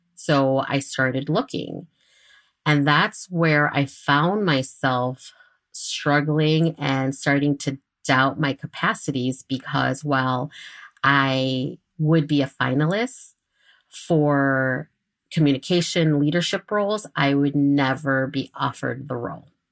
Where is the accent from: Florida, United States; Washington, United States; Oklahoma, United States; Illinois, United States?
Illinois, United States; Chicago; I am from Chicago. I am a Chicago native